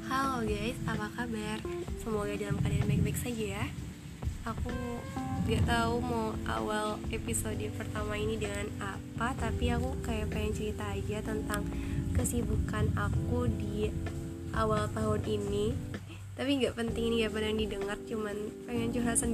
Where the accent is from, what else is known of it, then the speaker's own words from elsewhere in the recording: Tangerang, Banten, Indonesia; aku sama teman-teman aku KKM di rumahku sendiri ya di kampungku sendiri di Tangerang